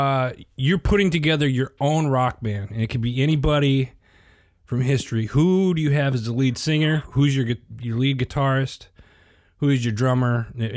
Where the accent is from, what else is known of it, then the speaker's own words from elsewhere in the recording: Midwest, United States; I'm a Midwest, obviously I'm a Midwest kid too, you know what I mean?